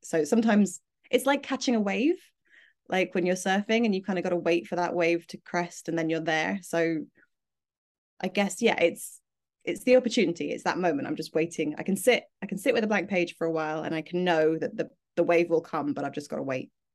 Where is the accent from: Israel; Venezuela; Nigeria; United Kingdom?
United Kingdom